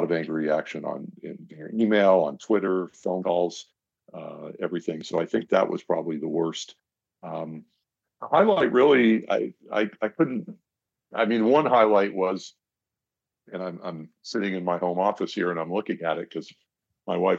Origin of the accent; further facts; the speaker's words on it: Los Angeles, California, United States; I was growing up in the San Fernando Valley at the time, and I was like 7, 8, 9 years old